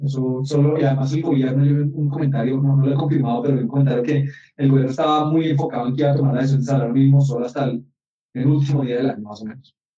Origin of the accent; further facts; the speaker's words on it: Colombia; no lo producimos en Colombia